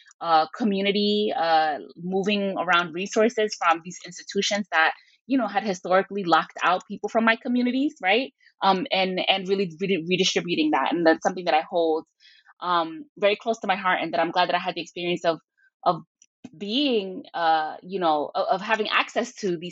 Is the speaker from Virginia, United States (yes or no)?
no; Hoboken, New Jersey, United States; And so I was born and raised in Hoboken, New Jersey, by, Puerto Rican parents, in what is, Hoboken at that time was, had one of the largest like Puerto Rican populations, per capita, in the U.S.